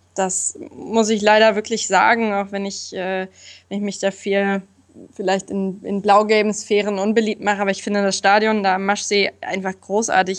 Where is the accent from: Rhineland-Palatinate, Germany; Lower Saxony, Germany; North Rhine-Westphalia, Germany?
Lower Saxony, Germany; Braunschweig; moved away as an adult; now in Hannover, Germany; Ursprünglich komme ich aber ja aus Braunschweig, da bin ich groß geworden in einem kleinen Dorf da in der Nähe